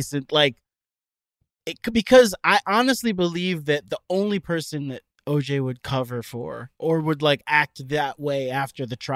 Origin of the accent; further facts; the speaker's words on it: Miami, Florida, United States; I am from Miami, Florida.